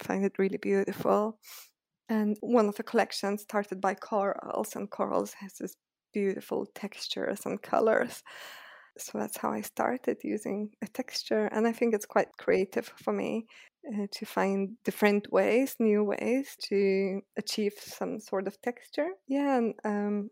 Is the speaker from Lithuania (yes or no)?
yes; Lithuania; moved away as an adult; now in London, United Kingdom; I lived in Lithuania. So originally I'm from Lithuania, and then I always thought I'll study there